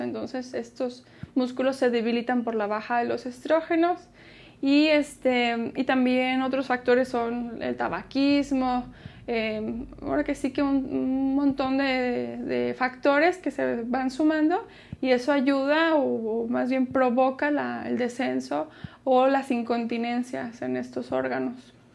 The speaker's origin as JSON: {"language": "Spanish", "country": "Mexico", "said": "somos mexicanos"}